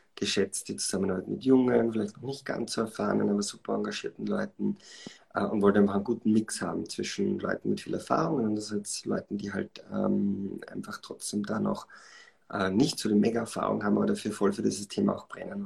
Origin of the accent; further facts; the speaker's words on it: Schladming, Styria, Austria; moved away as an adult; also born or lived in Vienna; Bin also in Schladming aufgewachsen, bin dann äh, zum Studium nach äh, Wien gekommen